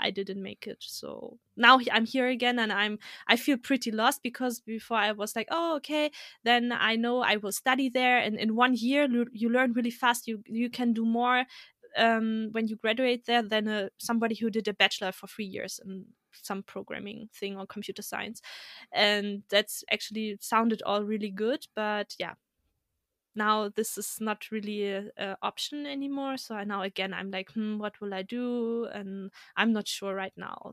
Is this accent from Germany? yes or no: yes; Germany; also born or lived in Kazakhstan; I was born in Kazakhstan and, uh, but I came to Germany when I was two years old